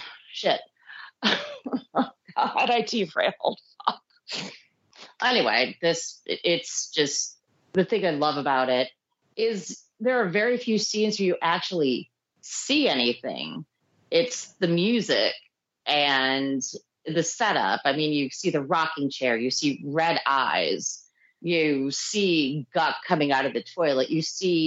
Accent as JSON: {"language": "English", "region": "New York", "country": "United States", "tie": "born or raised there", "said": "I grew up in New York"}